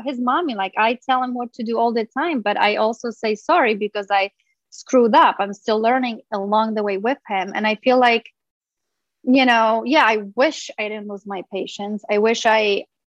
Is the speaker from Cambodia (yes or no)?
no; Poland; now in Los Angeles, United States; I grew up in Poland